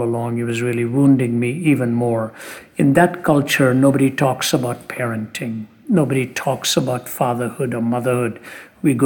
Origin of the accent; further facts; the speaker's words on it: India; When I was born in India